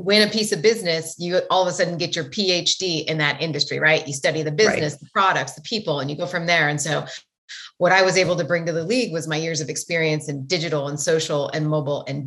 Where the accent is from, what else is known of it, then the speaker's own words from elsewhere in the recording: Great Falls, Montana, United States; now in San Francisco, United States; I grew up in Montana, in a town called Great Falls, Montana, which was one of the bigger cities